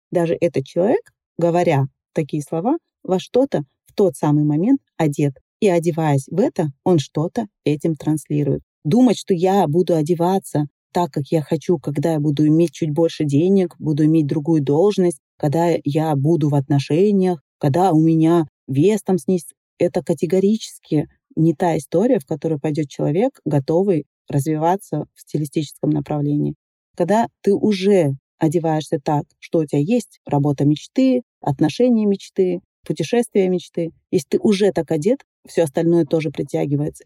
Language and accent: Russian; Dagestan, Russia; moved away; я уехала из Дагестана